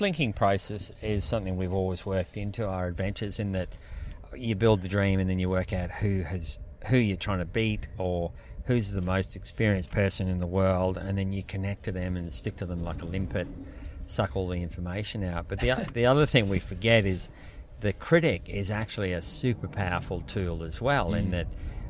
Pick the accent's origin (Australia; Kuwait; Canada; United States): Australia